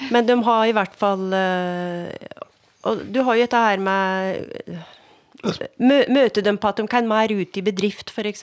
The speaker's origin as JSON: {"language": "Norwegian", "town": "Skjåk", "region": "Innlandet", "country": "Norway", "tie": "born or raised there", "said": "jeg sjøl er jo voksen opp på gard"}